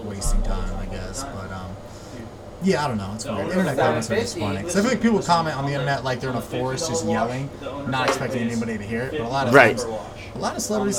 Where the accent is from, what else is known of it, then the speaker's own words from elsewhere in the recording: Ventura, California, United States; now in Los Angeles, United States; it was like my hometown club